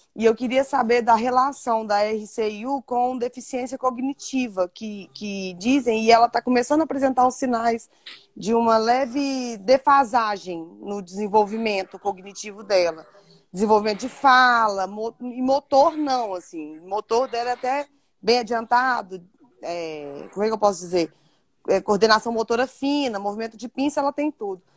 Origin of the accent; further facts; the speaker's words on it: Divinópolis, Minas Gerais, Brazil; Sou de Divinópolis, Minas Gerais